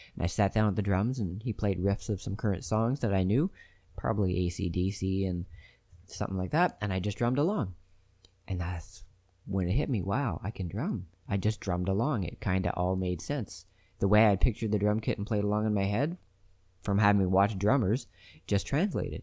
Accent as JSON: {"language": "English", "country": "Canada", "said": "I'm Canadian"}